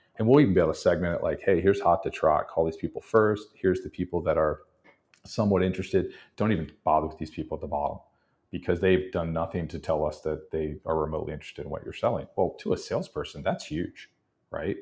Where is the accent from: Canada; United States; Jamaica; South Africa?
United States; Texas; now in New Orleans, United States; I grew up in Texas